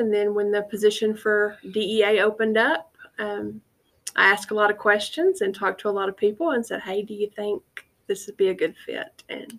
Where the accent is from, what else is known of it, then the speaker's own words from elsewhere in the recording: United States; I was born and raised in Knox County, so just down the road a little bit.